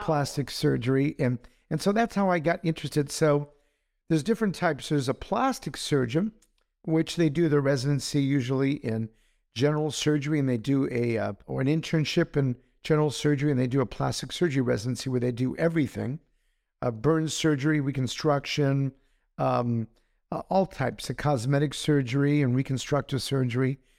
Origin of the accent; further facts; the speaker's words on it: Los Angeles, California, United States; I was raised in Los Angeles. So I'm an Angelino.